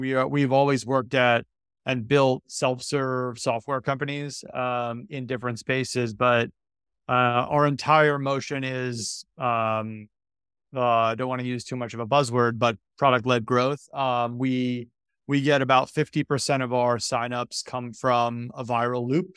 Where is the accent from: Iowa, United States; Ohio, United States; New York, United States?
New York, United States; I'm from New York